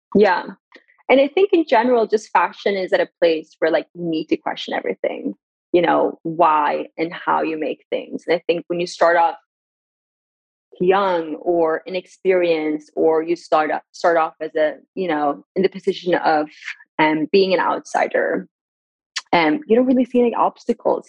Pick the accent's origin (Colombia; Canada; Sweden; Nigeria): Sweden; also born or lived in Iran / Gothenburg; born in Iran in 1994, and then I was raised in Sweden